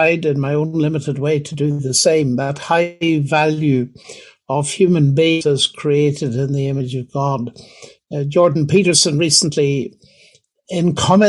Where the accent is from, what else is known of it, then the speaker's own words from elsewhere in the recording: Northern Ireland, United Kingdom; now in Oxford, United Kingdom; growing up in Northern Ireland